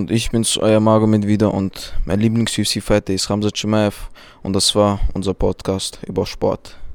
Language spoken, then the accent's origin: German; Turkey; ich bin 15 Jahre alt, ich komme aus Türkei und ich mache seit zwei Jahren äh, Bringen.